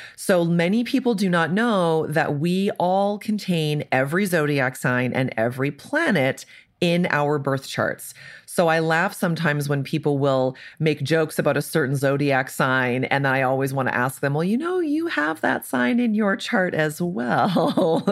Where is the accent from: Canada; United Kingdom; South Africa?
Canada; moved away as an adult; now in Indianapolis, United States; So I'm Canadian. I'm often the token Canadian on things like this.